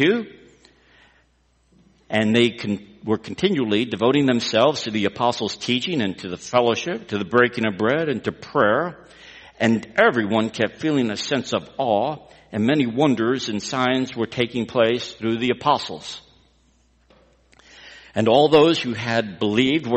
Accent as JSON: {"language": "English", "region": "Texas", "country": "United States", "said": "We're from Texas"}